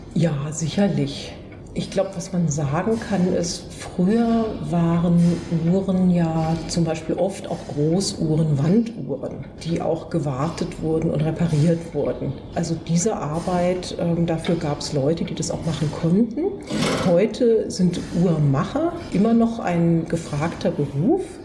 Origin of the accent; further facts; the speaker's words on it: Baden-Württemberg, Germany; also ich bin hier in der Nähe aufgewachsen